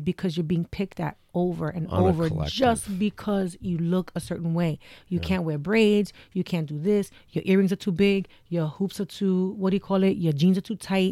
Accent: New York City, New York, United States; moved away as an adult; now in Florida, United States; I grew up in New York City during Stop and Frisk.

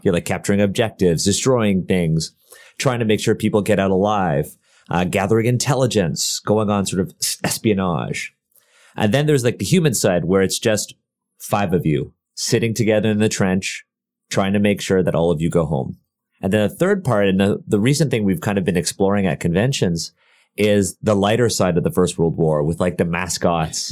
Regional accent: Canada; we're Canadian

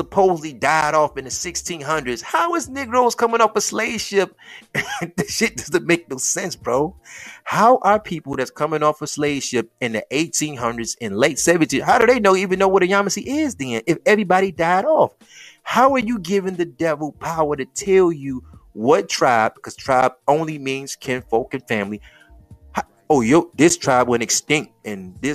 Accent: Detroit, Michigan, United States

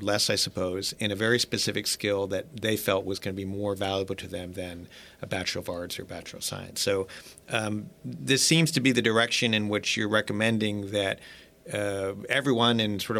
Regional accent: Gainesville, Florida, United States; the town where I'm from Gainesville, Florida.

